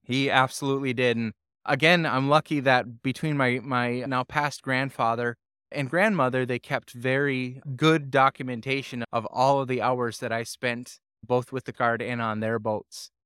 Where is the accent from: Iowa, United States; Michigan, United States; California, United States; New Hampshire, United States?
Michigan, United States; Calumet; moved away as an adult; now in Sault Ste. Marie, United States; I was born and raised in Calumet, Michigan, where I lived up to the age of eighteen